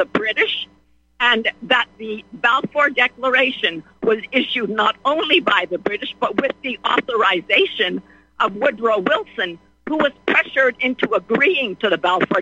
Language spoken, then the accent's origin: English; Bethlehem, West Bank, Palestine; moved away; I was born in Bethlehem, baptized in the Church of the Nativity